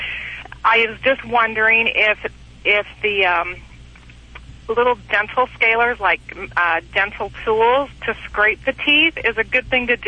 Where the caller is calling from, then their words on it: Texas, United States; I'm in Texas.